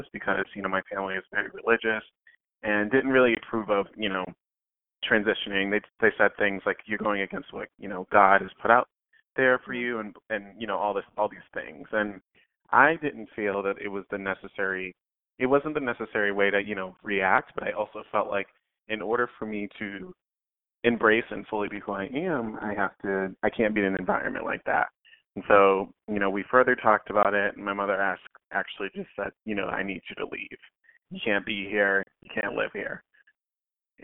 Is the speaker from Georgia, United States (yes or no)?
no; Boston, Massachusetts, United States; I'm born and raised in Boston, Massachusetts, in a little town named South End